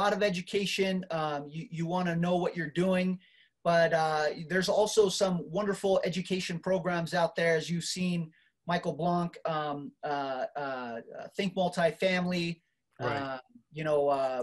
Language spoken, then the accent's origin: English; Marshall Islands; now in United States; I came from the Marshall Islands, man. I'm first generation immigrant here in the U.S.